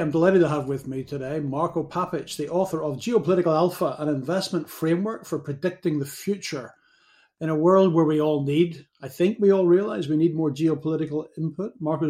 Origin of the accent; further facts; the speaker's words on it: Northern Ireland, United Kingdom; I was brought up in Northern Ireland during the Troubles, so I've got a different perspective on some things.